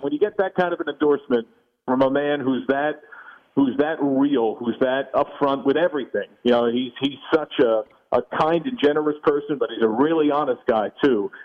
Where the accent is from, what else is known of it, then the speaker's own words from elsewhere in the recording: New Jersey, United States; also born or lived in New York City; I'm from New York City originally by birth. I grew up in New Jersey